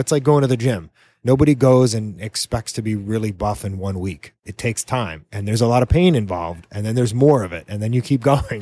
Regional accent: New England, United States; now in Key West, United States; I'm from New England originally

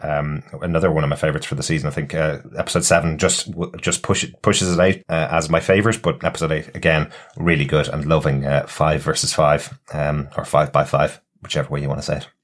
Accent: Ireland; since we're all Irish and since we're sitting in Dublin recording this

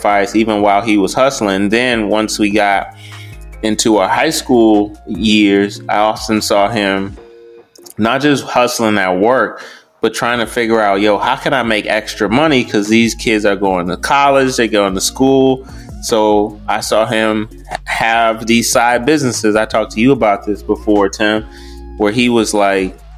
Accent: Detroit, Michigan, United States; I grew up in Detroit

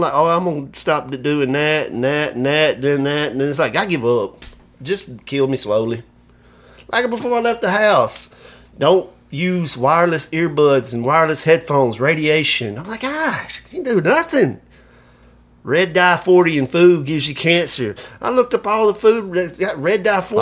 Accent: Alabama, United States; I'm from Alabama.

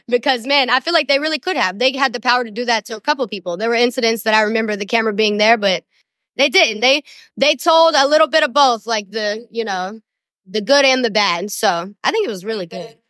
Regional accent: Somerset, Kentucky, United States; I was born in Somerset, Kentucky

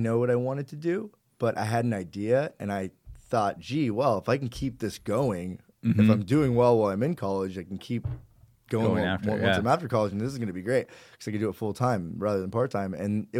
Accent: Newport Beach, California, United States; also born or lived in Orange County; I didn't know any Persian kids growing up in Orange County. I mean, I know there's a ton of them in Irvine, but we didn't know any in Newport.

